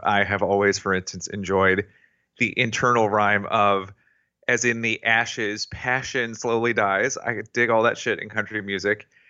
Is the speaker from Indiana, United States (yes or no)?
no; Tennessee, United States; I was raised in Tennessee